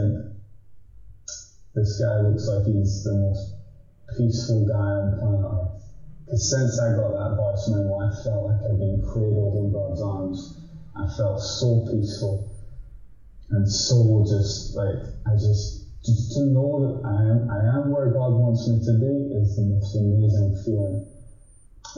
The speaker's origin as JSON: {"language": "English", "town": "Edinburgh", "region": "Scotland", "country": "United Kingdom", "said": "I'm from Edinburgh."}